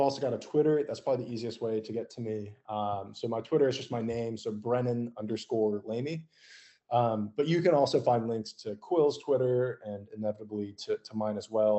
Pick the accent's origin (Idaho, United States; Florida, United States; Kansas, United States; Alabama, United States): Idaho, United States; outside Boise; now in Austin, United States; I grew up in Idaho, and we were a ways outside of Boise.